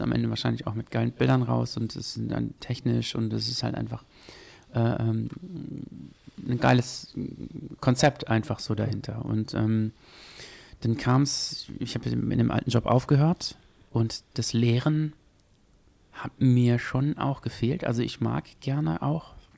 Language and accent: German; Gütersloh, North Rhine-Westphalia, Germany; also born or lived in Paderborn; Ich komme eigentlich aus Gütersloh, nicht aus Paderborn